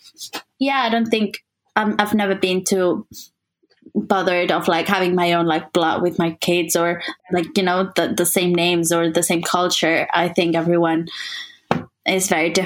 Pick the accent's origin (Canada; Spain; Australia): Spain; Barcelona, Catalonia; English is a second language; moved away as an adult; I spent 18 years almost in Barcelona